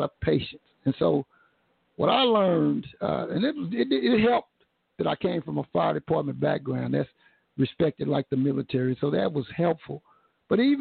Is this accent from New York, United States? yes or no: no; Tulsa, Oklahoma, United States; Tulsa creates so many superstars. We create superstars because if you come from a place that this conservative